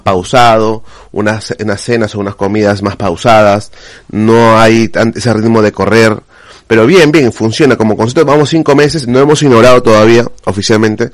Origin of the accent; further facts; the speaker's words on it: Peru; now in Spain; Siendo peruano